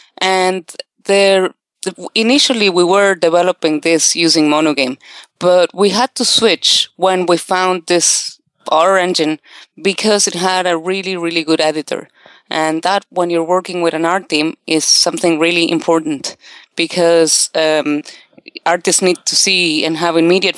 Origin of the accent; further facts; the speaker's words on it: Argentina; now in Ireland; That's okay. Argentina.